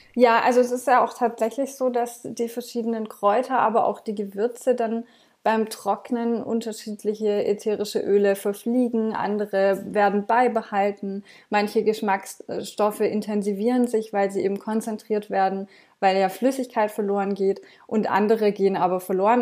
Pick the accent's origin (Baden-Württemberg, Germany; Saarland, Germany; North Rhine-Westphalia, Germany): Baden-Württemberg, Germany; Swabia; ich komme jetzt hier aus dem Schwabenländle und da isst man auch gern mal eine Butterbrezel